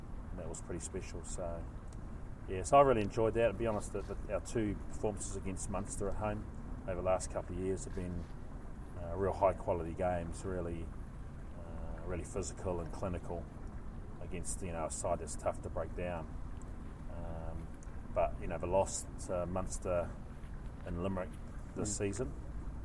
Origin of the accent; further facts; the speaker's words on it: New Zealand; moved away as an adult; now in Glasgow, United Kingdom; I'm a Kiwi